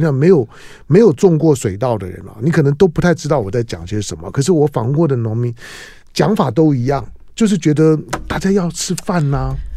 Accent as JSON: {"language": "Chinese", "region": "Taipei", "country": "Taiwan", "said": "我们台北人"}